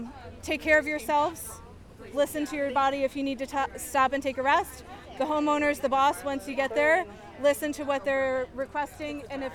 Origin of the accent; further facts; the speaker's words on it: Barre, Vermont, United States; I'm from Barre City. I live up the hill.